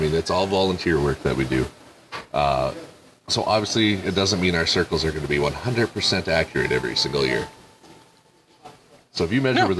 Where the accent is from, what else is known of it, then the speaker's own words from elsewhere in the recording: Canada; moved away; I grew up in Canada, so.